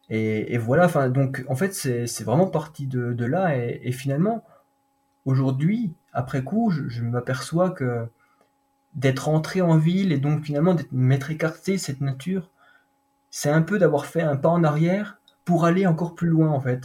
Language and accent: French; Doubs, Bourgogne-Franche-Comté, France; also born or lived in Vosges; je suis né dans le Doubs, pas très loin